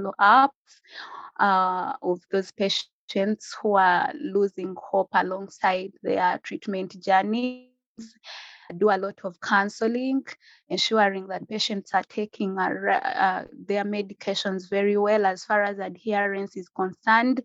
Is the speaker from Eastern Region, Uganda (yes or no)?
yes; Mayuge District, Eastern Region, Uganda; now in Kampala, Uganda; I am from Uganda, from a district called Mayuge district, but currently I'm staying here in Kampala